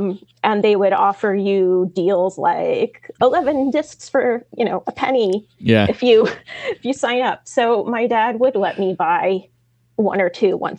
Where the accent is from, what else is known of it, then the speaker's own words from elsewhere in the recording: New York City, New York, United States; I'm from Brooklyn.